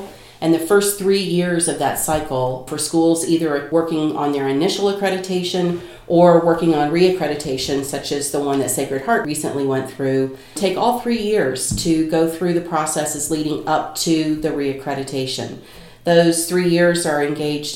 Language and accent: English; North Carolina, United States; accent: Kentucky twang; also born or lived in Kentucky; now in Chicago, United States; I was raised in North Carolina